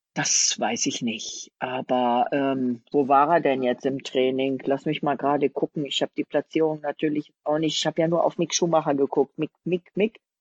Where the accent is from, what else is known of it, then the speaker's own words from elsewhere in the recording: a stone's throw from Abt, Bavaria, Germany; die sind ja von meinem Heimatort mhm. quasi einen Steinwurf entfernt